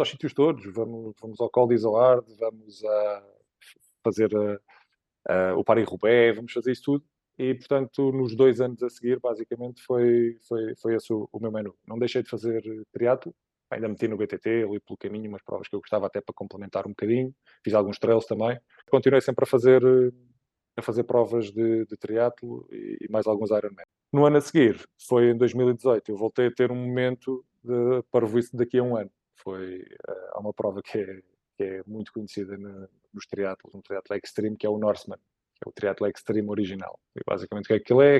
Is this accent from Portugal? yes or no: yes; Évora, Alentejo, Portugal; moved away as an adult; now in Lisbon, Portugal; sou de Évora okay. originariamente, com 18 anos vim para cá estudar para o técnico